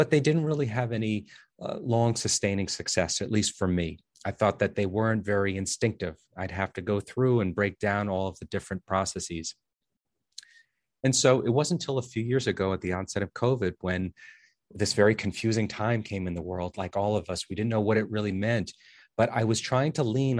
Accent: New Jersey, United States; I'm from New Jersey

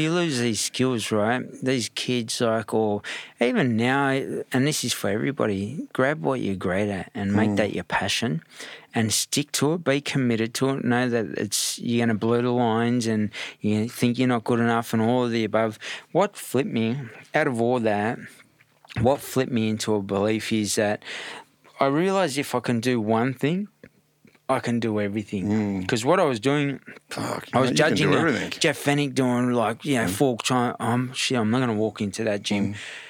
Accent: Redfern, New South Wales, Australia; also born or lived in Bondi; And I grew up in Bondi at one stage. When I say Bondi, I grew up in all bits and pieces. Redfern was the main hub, but my dad and mum were just sort of scattering me around.

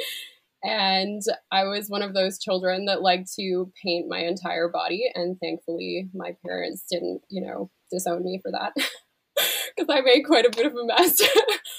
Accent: Canada; I'm a Canadian digital artist

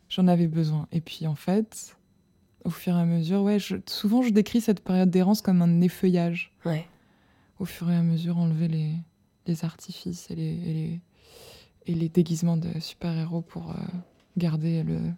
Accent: southern France, France; accent: southern French; ma mère a mal vécu le fait que je perde mon accent du sud.

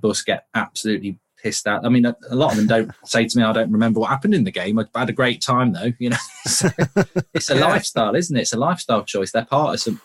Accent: Nottingham, East Midlands, United Kingdom; I'm from Nottingham

